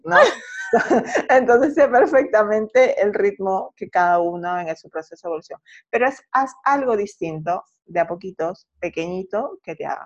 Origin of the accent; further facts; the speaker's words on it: Peru; now in Santiago, Chile; yo soy de Perú y radico en Santiago.